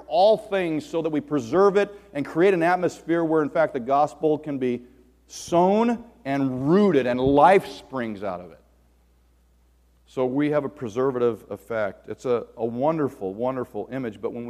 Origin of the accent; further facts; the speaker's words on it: Southern California, United States; moved away as an adult; also born or lived in Nebraska; I grew up in Southern California in an incredibly broken home